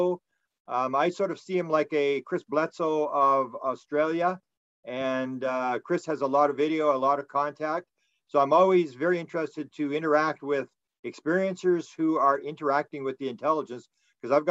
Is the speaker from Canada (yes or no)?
yes; Canada; I'm from Canada